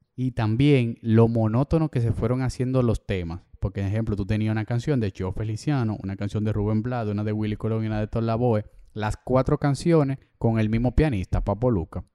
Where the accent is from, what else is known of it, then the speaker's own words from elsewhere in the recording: Dominican Republic; nosotros somos dominicanos de República Dominicana.